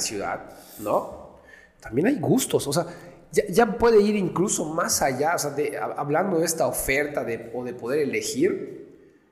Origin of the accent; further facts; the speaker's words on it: Yucatán, Mexico; los mismos yucatecos, nosotros mismos